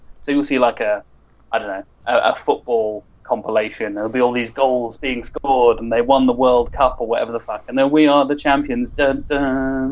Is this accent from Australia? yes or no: no; United Kingdom; accent: British; my British accent